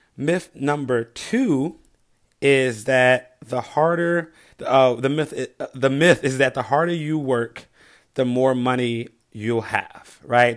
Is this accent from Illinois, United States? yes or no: yes; Chicago, Illinois, United States; I grew up in the South Side of Chicago, nine of us in one home